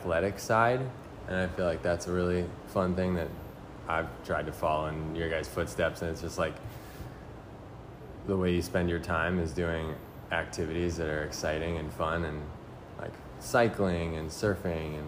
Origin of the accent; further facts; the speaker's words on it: Boulder, Colorado, United States; I was born in Boulder